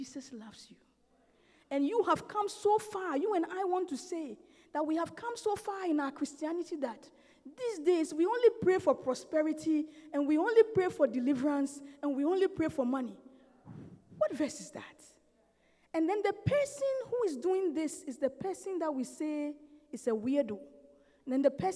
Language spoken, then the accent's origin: English; Ghana; I come from Ghana. I've never been to the north of Ghana